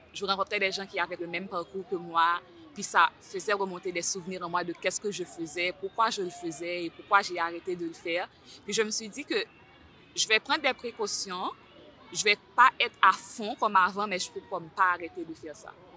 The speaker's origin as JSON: {"language": "French", "country": "Haiti", "also_born_or_lived": "Terrebonne, Canada", "moved": "as an adult", "lives_now": "Montreal, Canada", "said": "Je viens d'Haïti, ça fait environ trois ans et demi que j'habite ici."}